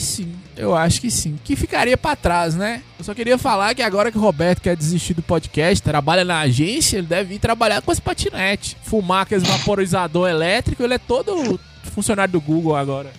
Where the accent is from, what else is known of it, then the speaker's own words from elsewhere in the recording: Bahia, Brazil; eu sou da Bahia